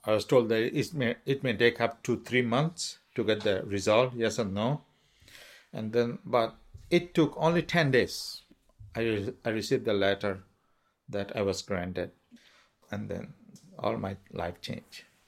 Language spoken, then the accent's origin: English; Maungdaw, Rakhine State, Myanmar; English is a second language; moved away as an adult; also born or lived in Pendleton, Oregon; now in Oregon, United States; I was born in Mongdo, Arkansas State, Burma. The epicenter of whereas the genocide has started. Yes, I am a Rohingya.